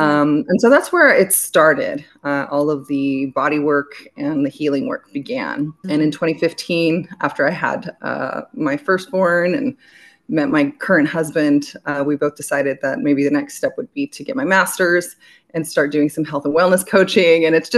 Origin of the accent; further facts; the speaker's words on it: Belgium; also born or lived in United States; I was born in America, I was raised in Belgium, but I'm half Greek and all of my father's family is in Greece.